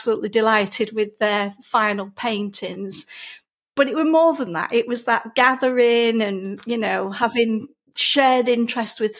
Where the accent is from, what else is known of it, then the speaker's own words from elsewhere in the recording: Lancashire, North West England, United Kingdom; accent: broad Lancashire; I get a lot of comments about my accent. I'm a Lancashire lass, so I do have a very broad accent